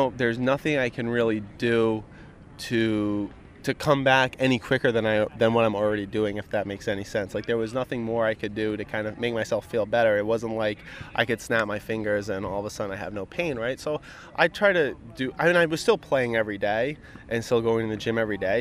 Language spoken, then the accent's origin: English; Rhode Island, United States; fellow Rhode Islander